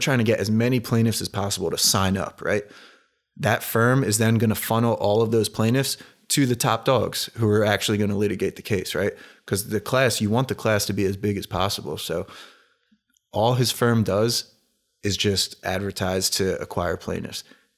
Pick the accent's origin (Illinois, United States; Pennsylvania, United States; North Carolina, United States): Pennsylvania, United States; Philadelphia; I love Allen Iverson because I'm from the Philly area, and he was the Sixers and everything.